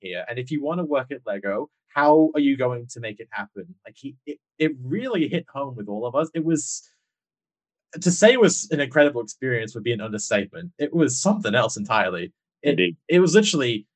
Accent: Perth, Western Australia, Australia; accent: a bit of British, a bit of Aussie; also born or lived in Manchester; I'm from Perth in WA

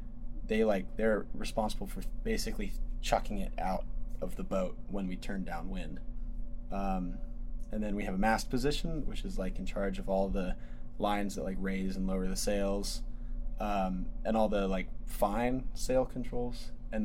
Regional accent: Atlanta, Georgia, United States; In Atlanta.

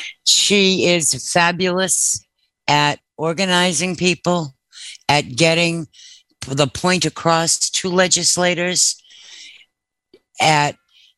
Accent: Massachusetts, United States; now in Maryland, United States; right around the time I came to Maryland from Massachusetts.

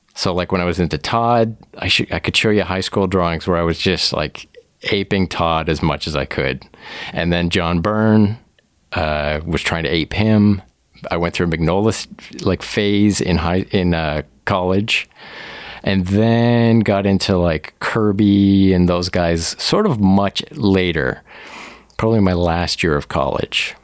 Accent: Woodstock, Ontario, Canada; also born or lived in Oakville, Ontario; originally, I grew up in Southwestern Ontario, uh, Woodstock, Ontario specifically, like went, you know, from kindergarten to high school all the way there

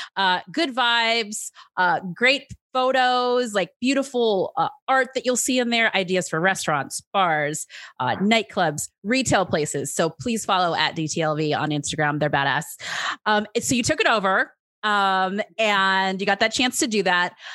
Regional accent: California, United States; moved away as an adult; now in Las Vegas, United States; I'm from California

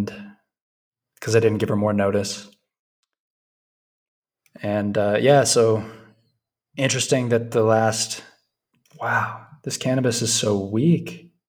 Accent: Vilcabamba, Loja, Ecuador; I'm from Vilcabamba. Nice to meet you.

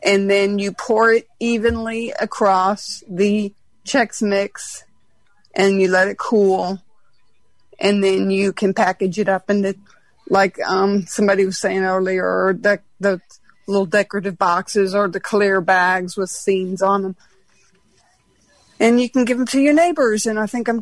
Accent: New Orleans, Louisiana, United States; also born or lived in Texas; I am from New Orleans

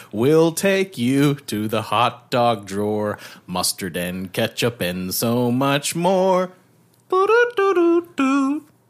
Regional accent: Canada; being Canadian

